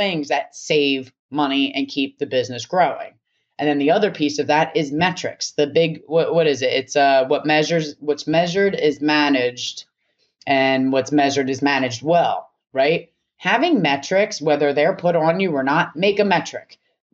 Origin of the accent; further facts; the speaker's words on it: Philadelphia, Pennsylvania, United States; I'm from Philly. I grew up in like a hotbed of violence and anger